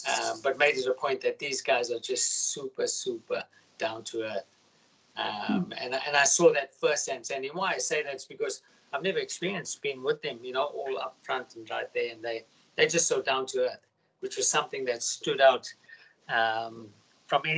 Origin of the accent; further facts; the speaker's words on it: South Africa; now in Australia; I'm from South Africa originally